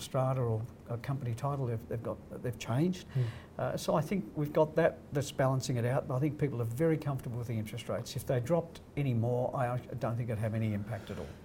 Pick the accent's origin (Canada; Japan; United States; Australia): Australia; Crookwell, New South Wales; born or raised there; moved away; also born or lived in Sydney